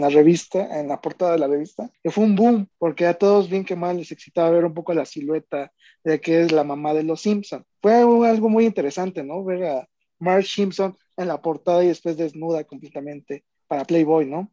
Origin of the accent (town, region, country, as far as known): Mexico